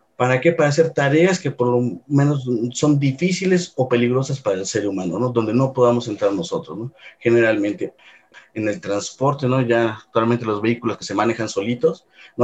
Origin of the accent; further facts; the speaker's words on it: Puebla, Mexico; moved away as an adult; now in Mexico City, Mexico; yo soy originario de la ciudad de Puebla. Realmente toda mi vida la pasé allá